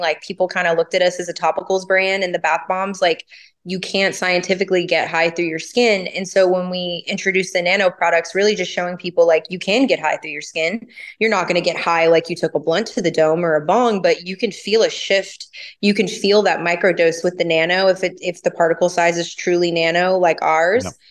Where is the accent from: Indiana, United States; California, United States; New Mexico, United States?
California, United States; Los Angeles; also born or lived in the South (US); I grew up in Los Angeles and I started working at a dispensary at 18.